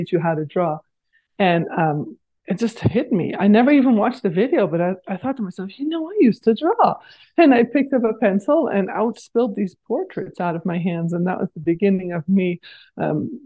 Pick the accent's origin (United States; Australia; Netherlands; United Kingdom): Netherlands; moved away as an adult; now in North America; I grew up in the Netherlands